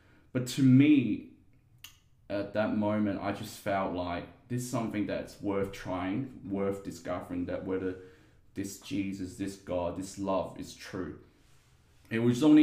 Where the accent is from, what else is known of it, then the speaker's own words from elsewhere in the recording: Guangzhou, Guangdong, China; now in Perth, Australia; I was born in China in a city called Guangzhou, aka Canton. So that's where the language, the dialect Cantonese comes from. Yeah, so I lived half of my life there and the second half part of my life here in Perth.